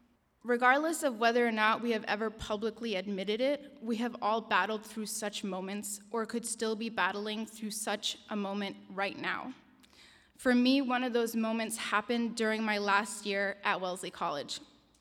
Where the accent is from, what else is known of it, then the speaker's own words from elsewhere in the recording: Denmark; also born or lived in Japan / United States; I'm Syrian and Danish, the oldest in a family of 8 children. I was born in Denmark and spent the first 6 years of my life living in Japan. I still remember learning the moment that we were going to be moving to the United States.